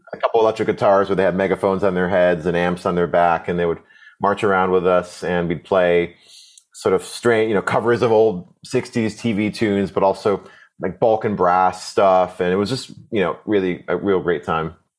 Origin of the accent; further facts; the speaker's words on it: Connecticut, United States; I, grew up in a really, uh, um, I'm awesome public school system. Um, I'm from Connecticut, the East Coast